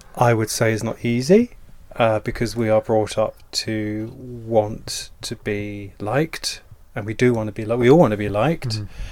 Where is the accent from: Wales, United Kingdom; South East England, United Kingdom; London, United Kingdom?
South East England, United Kingdom; Dover; I'm from Dover in Kent